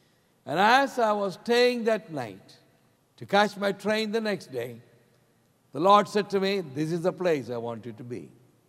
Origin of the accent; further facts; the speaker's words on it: South India, India; moved away as an adult; now in New Delhi, India; I'm from South India, okay? And our staple diet is rice. That's what we eat in South India.